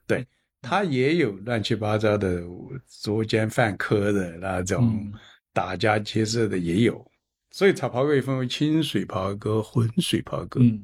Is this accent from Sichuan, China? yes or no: yes; Chengdu, Sichuan, China; 我是成都人，对吧？我是四川人